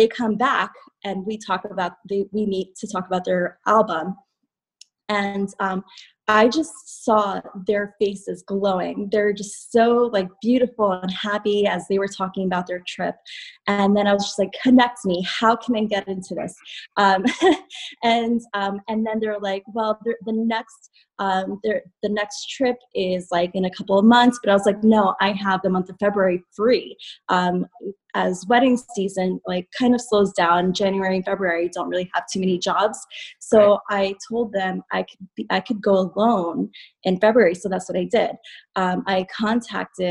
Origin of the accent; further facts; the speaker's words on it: South River, New Jersey, United States; I am from South River, New Jersey